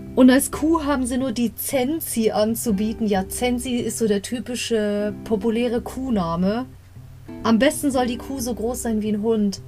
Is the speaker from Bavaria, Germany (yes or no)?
yes; Bavaria, Germany; ich komme aus Bayern